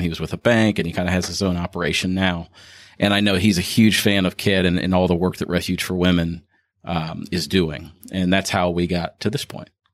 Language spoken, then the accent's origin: English; Ohio, United States; now in Kentucky, United States; I'm actually from Ohio